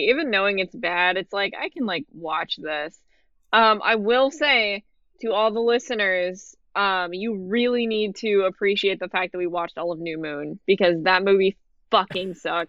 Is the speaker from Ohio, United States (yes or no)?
no; San Diego, California, United States; I'm actually from San Diego